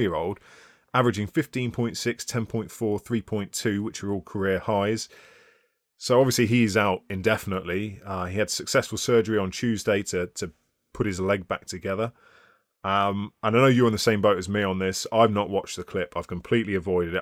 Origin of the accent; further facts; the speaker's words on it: United Kingdom; We're British.